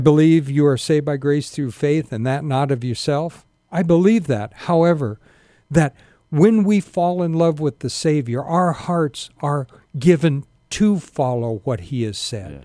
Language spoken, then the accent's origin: English; Sacramento, California, United States; also born or lived in Spartanburg, South Carolina; I grew up here